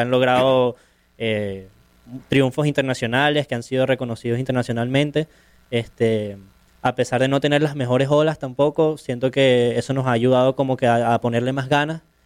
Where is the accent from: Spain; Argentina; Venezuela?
Venezuela; Caracas, Capital District; soy de Caracas, de Venezuela